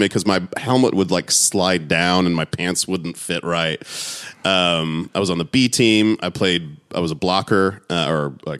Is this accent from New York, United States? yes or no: no; San Antonio, Texas, United States; also born or lived in Honolulu, Hawaii / North Carolina; when I was 4, moved to San Antonio. That's where I grew up. San Antonio, Texas.